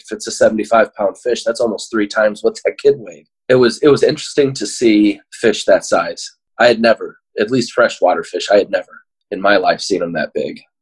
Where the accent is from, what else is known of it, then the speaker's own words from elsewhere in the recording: Illinois, United States; I've been born and raised in Illinois my entire life